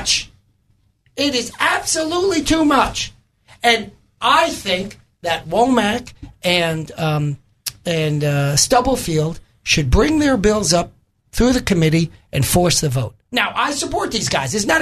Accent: New York, United States; moved away as an adult; also born or lived in Maryland; now in Arkansas, United States; where I grew up in New York was not a liberal area. It was out in the suburbs

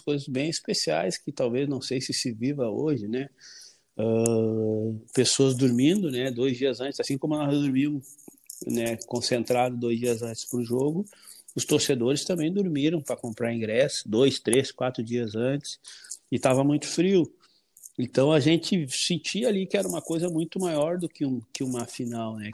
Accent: Porto Alegre, Rio Grande do Sul, Brazil; born or raised there

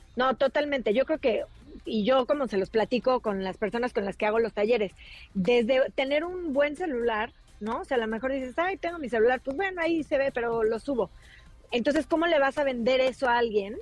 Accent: Mexico; nosotros como, como mexicanos

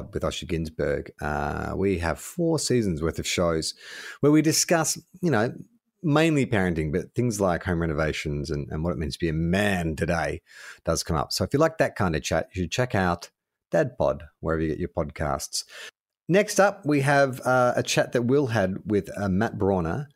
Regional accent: Melbourne, Victoria, Australia; moved away; also born or lived in Sydney; I grew up in Melbourne

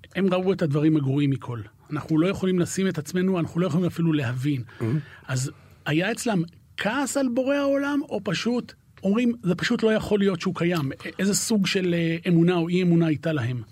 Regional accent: Haifa, Haifa District, Israel; שנינו גדלנו בחיפה

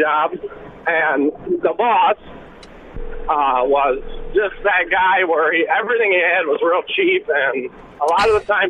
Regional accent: Wisconsin, United States; moved away as an adult; also born or lived in Illinois; now in Janesville, United States; So before I came back to Wisconsin, I grew up in Wisconsin, but my wife was from Illinois, so I went out there for 8 years.

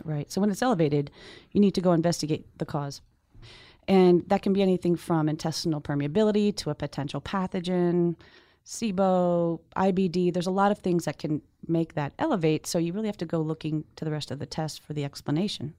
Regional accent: Northeast, United States; I'm from the Northeast

